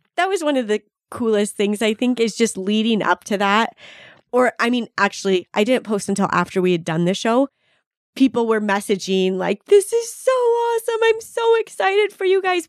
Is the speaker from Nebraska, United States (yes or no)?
no; Boise, Idaho, United States; We're from Boise.